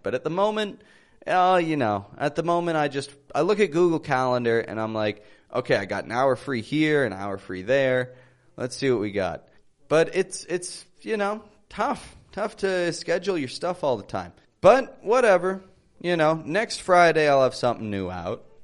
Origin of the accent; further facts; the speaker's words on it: Toronto, Ontario, Canada; accent: Canadian; I am from Toronto, Canada